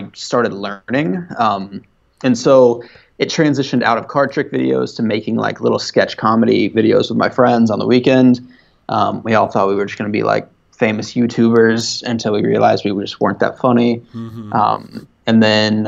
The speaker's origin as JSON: {"language": "English", "town": "Tallahassee", "region": "Florida", "country": "United States", "tie": "born or raised there", "also_born_or_lived": "Pensacola, Florida / Gainesville, Florida", "said": "we moved to Tallahassee after"}